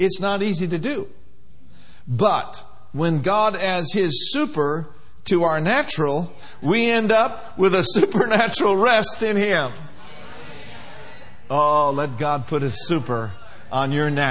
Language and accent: English; Minneapolis, Minnesota, United States; moved away; I grew up in Minneapolis, Minnesota, where winters lasted a long time.